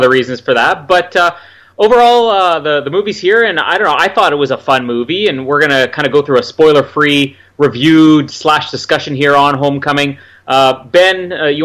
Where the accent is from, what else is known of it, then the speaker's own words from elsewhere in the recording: Canada; I am Canadian